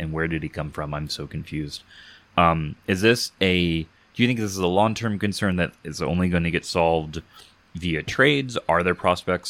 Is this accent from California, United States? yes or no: yes; Southern California, United States; moved away; also born or lived in Kansas; any kid growing up in Southern California, the Vegas trips as with families were all really, really good